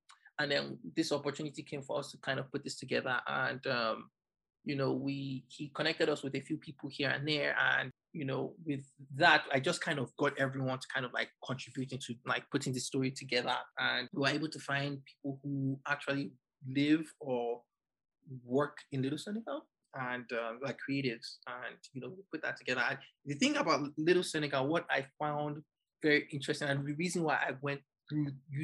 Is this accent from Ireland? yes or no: no; Nigeria; now in New York, United States; as a Nigerian